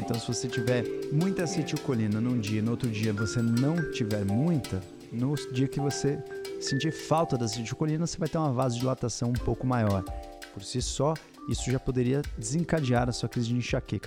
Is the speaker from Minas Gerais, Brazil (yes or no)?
yes; Minas Gerais, Brazil; Eu sou mineira